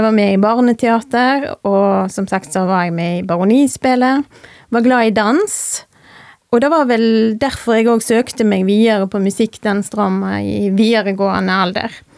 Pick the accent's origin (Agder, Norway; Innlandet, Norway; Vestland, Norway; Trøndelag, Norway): Vestland, Norway; Rosendal; also born or lived in Voss; Jeg er født og jeg er oppvokst i Rosendal.